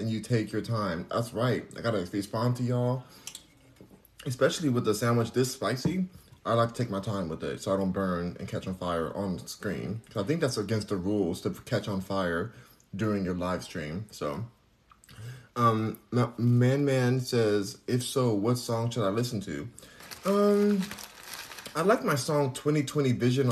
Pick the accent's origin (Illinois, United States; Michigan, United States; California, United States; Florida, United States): California, United States; Los Angeles; now in Houston, United States; I'm in Houston, but I'm from Los Angeles